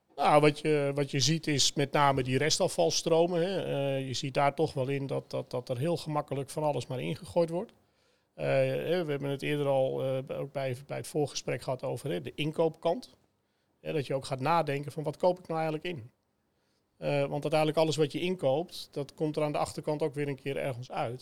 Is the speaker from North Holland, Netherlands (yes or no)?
yes; Sloten, North Holland, Netherlands; waar ik ben opgegroeid. Hè, ik, ik kom uit, uit Sloten